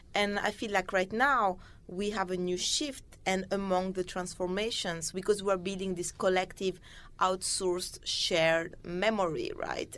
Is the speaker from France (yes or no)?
yes; Paris, Île-de-France, France; I grew up in Paris.